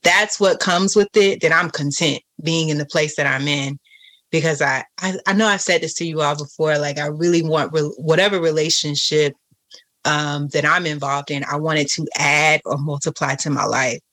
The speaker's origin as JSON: {"language": "English", "region": "Florida", "country": "United States", "also_born_or_lived": "Atlanta", "said": "I was more prone to go places in Atlanta than I am here in Florida, and I'm from Florida"}